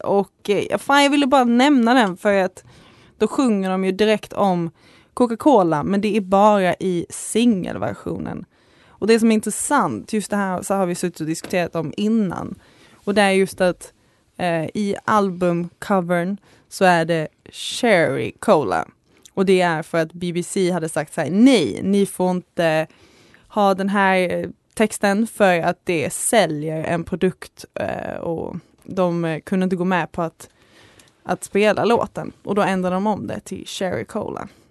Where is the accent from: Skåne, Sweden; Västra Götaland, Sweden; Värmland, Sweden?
Skåne, Sweden; accent: Skåne dialect; now in Uppsala, Sweden; jag är från Skåne, så jag har en ljuvlig dialekt alltså.